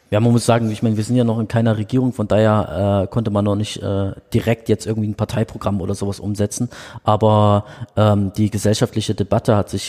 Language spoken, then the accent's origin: German; Bremen, Germany; now in Dresden, Germany; ich bin ja in Bremen groß geworden